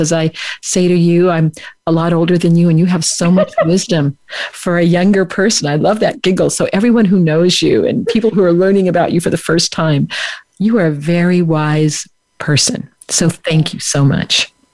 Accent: Bay Area, California, United States; now in Southern California, United States; a little girl growing up in the Bay Area

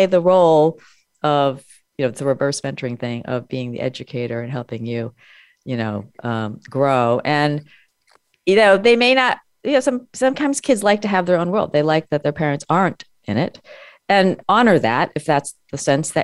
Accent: United States; I was born and I grew up in America

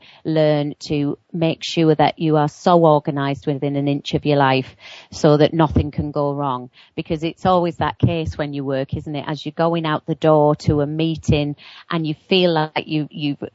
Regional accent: near Newcastle upon Tyne, North East England, United Kingdom; I come from just near Newcastle upon Tyne in the northeast of England

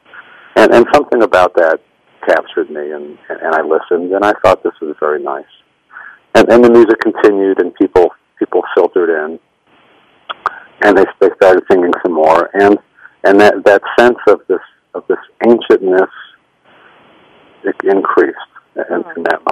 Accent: Rochester, New York, United States; also born or lived in Brooklyn, New York; I was born in Brooklyn. My mother grew up in an Orthodox Jewish household in Brooklyn, and my father grew up in a more assimilated kind of home. And they moved to Rochester when I was a baby, and I grew up there

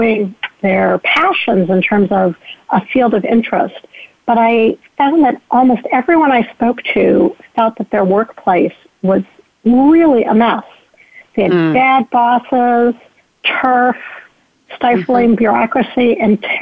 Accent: Ohio, United States; my home state of Ohio

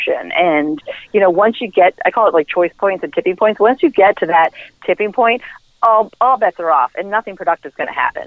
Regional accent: Ireland; I'm Irish

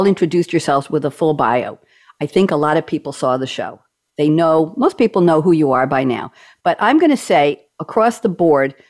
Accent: New York, United States; moved away as an adult; also born or lived in Oregon; I was from New York and they didn't trust me because I was in Oregon

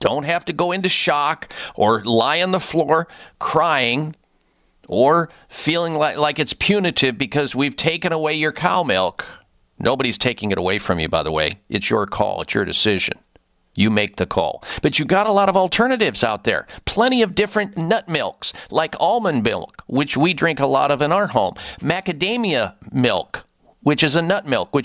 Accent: Midwest, United States; growing up in the Midwest

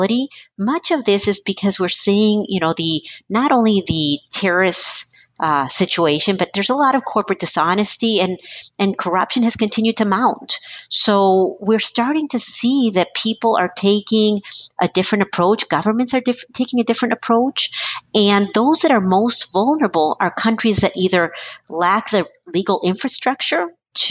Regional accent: United States; also born or lived in Chile; I, as an American

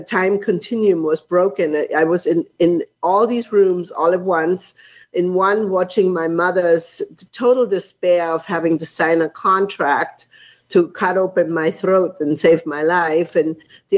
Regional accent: Markt Schwaben, Bavaria, Germany; moved away; I grew up in Munich, or outside of Munich, Germany, in a little village called Mark Schwaben.

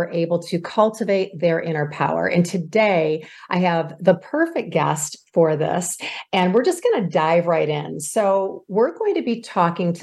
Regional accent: Michigan, United States; I'm from Michigan. It's a very, very prestigious school here

